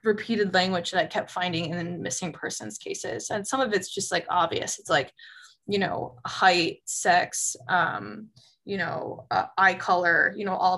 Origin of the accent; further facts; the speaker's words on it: Doylestown, Pennsylvania, United States; also born or lived in New York; now in Miami, United States; I'm also from Pennsylvania